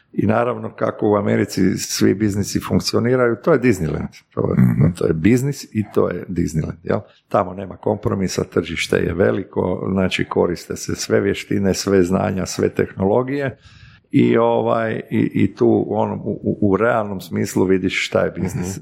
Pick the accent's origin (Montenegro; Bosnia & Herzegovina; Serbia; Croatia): Croatia; Zagreb, City of Zagreb; moved away as an adult; also born or lived in Slavonia; Ja sam se rodio 64. živio odrastao u Zagrebu